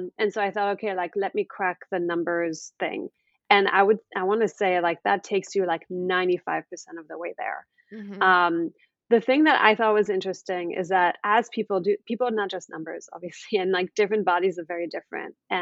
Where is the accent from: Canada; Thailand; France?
France; now in United States; I'm actually originally from France. I've been living in the US for about 20 years.